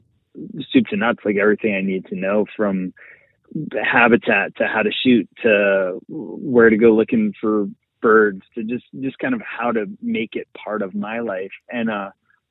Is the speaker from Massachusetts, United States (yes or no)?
yes; outside of Boston, Massachusetts, United States; I grew up outside of Boston, kind of suburban area